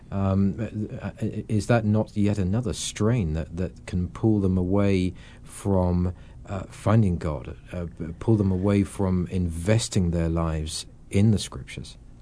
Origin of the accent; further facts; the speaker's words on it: England, United Kingdom; I'm obviously an Englishman